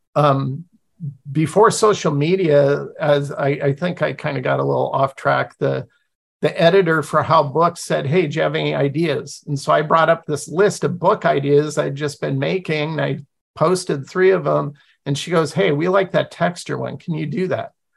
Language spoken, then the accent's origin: English; Pacific Northwest, United States; I grew up in the Pacific Northwest with Native American tribes all around me